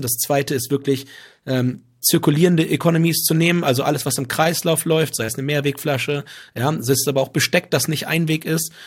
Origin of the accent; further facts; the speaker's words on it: Southern Lower Saxony, Germany; moved away as an adult; ich einfach Südniedersachse bin